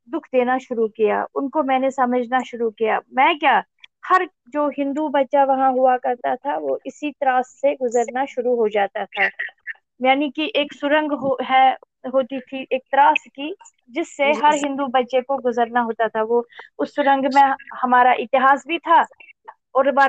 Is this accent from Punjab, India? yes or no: no; Seer Jagir, Jammu and Kashmir, India; born there; also born or lived in Srinagar; मेरा जन्म श्रीनगर कश्मीर में हुआ वास्तव में मैं एक कश्मीर के एक जो गांव है बारामूला डिस्ट्रिक्ट में पड़ता है वो सीर जागीर